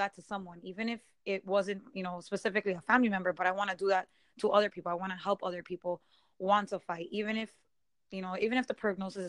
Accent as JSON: {"language": "English", "town": "Miami", "region": "Florida", "country": "United States", "tie": "born or raised there", "said": "I was born and raised in Miami"}